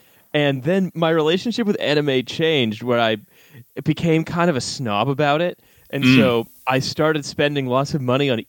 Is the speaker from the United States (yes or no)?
no; Canada; moved away as an adult; also born or lived in Britain; now in United Kingdom; I'm a Canadian who's lived his entire adult life in Britain